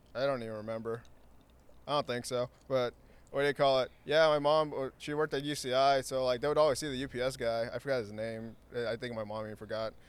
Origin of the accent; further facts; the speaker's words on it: Santa Ana, California, United States; born and raised in Santa Ana. Um, grew up in Floral Park.